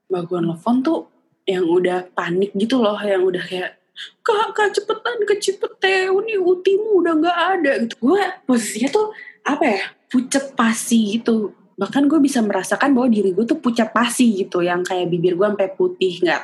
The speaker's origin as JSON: {"language": "Indonesian", "region": "Java", "country": "Indonesia", "said": "ya lu tuh kan Jawa ya dek mm-hmm. dan gue tuh Jawa banget kan"}